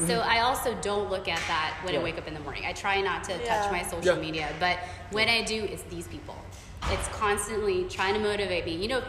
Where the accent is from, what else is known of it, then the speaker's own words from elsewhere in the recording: India; I never thought in a million years being Indian, you know, being a woman, have a small frame